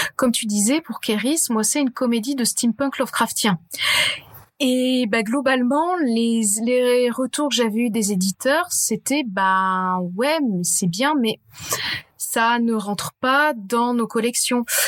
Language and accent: French; France; on est français